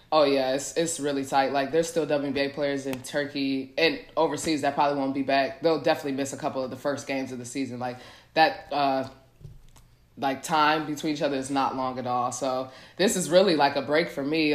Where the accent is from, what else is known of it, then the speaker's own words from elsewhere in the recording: Milwaukee, Wisconsin, United States; moved away as an adult; also born or lived in Indiana; now in Dallas, United States; I'm from Milwaukee, Wisconsin